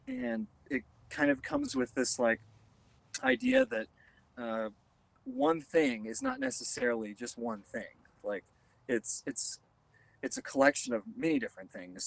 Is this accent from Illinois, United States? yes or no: no; Wichita, Kansas, United States; I grew up outside Wichita